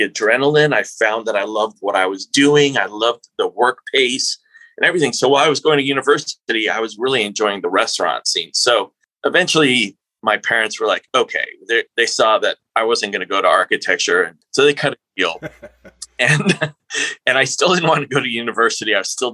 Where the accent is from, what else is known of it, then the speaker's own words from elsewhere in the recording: New Mexico, United States; I'm from New Mexico